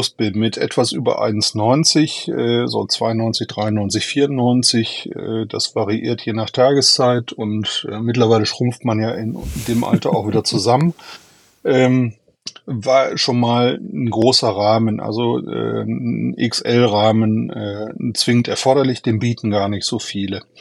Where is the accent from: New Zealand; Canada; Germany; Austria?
Germany; Duisburg, North Rhine-Westphalia; ich komme aus Duisburg, ähm, bin 57 Jahre alt